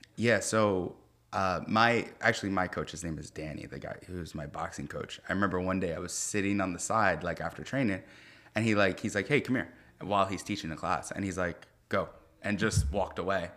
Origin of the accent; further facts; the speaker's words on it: Lodi, New Jersey, United States; moved away as an adult; I grew up in Lodi, New Jersey